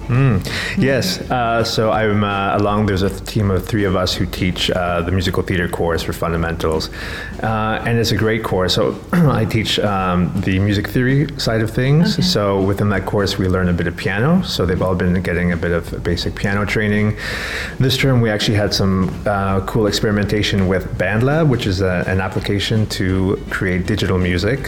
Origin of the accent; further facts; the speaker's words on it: Canada; moved away as an adult; now in Sharjah, United Arab Emirates; I'm from Canada